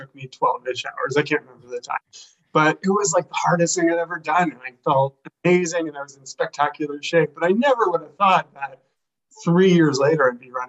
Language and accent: English; Brantford, Ontario, Canada; moved away as an adult; also born or lived in Toronto, Ontario; now in British Columbia, Canada; I'm from Ontario. I live in BC now, but I'm from Brantford, Ontario, which is the home of Wayne Gretzky.